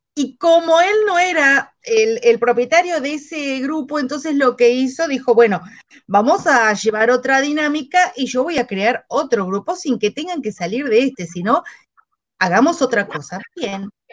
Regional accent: Argentina; yo soy de Argentina, eh, resido en La Plata

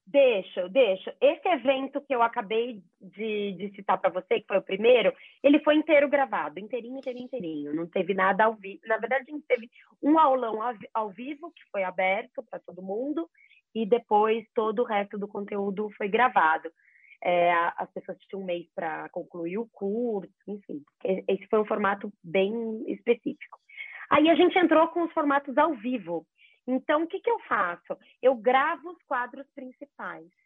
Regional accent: Jaú, São Paulo, Brazil; Eu sou de Jaú, sou jaúense, interior de São Paulo

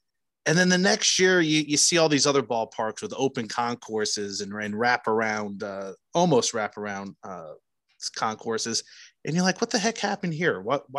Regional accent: Newark, New Jersey, United States; moved away; growing up in New Jersey, Newark, New Jersey

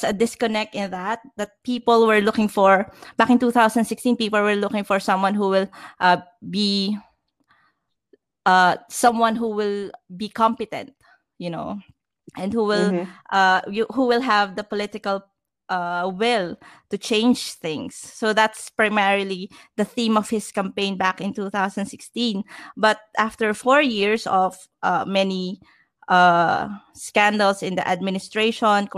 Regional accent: Batangas, Calabarzon, Philippines; now in Metro Manila, Philippines; from where I came from, I came from the province. So I came from Batangas.

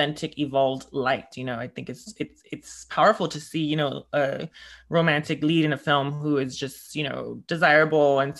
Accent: New York, United States; as a New Yorker

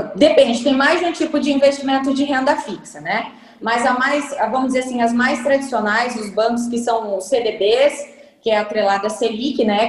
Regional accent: Brazil; a gente é brasileiro ainda

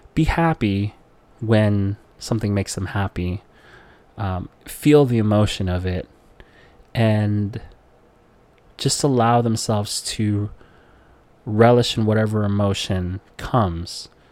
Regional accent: Philippines; growing up in the Philippines where poverty is all you know

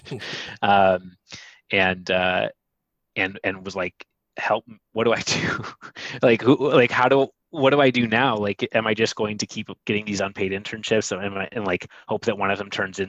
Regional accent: Ann Arbor, Michigan, United States; moved away; I am originally from Michigan. I'm from Ann Arbor

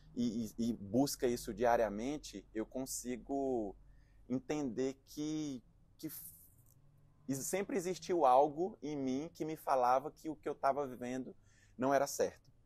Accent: Presidente Dutra, Maranhão, Brazil; also born or lived in Teresina / João Pessoa / Recife / Canada; now in São Paulo, Brazil; sou natural do, do interior do Maranhão, uma cidade de cinquenta mil habitantes chamada Presidente Dutra.

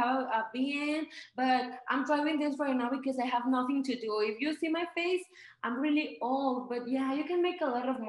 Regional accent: Mexico; English is a second language; also born or lived in California, United States; now in Aguascalientes, Mexico; I don't have an American passport. I'm from Mexico

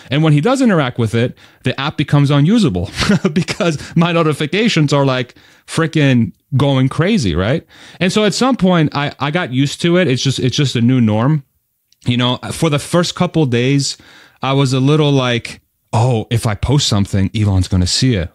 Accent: Spain; I was born in Spain

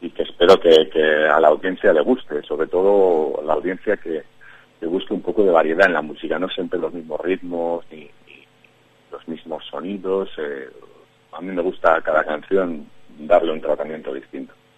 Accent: Madrid, Community of Madrid, Spain; soy madrileño de pura cepa, me crié por la zona de Ciudad Lineal

